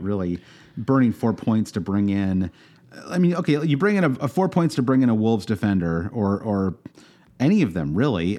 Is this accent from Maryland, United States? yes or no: no; Michigan, United States; growing up in Michigan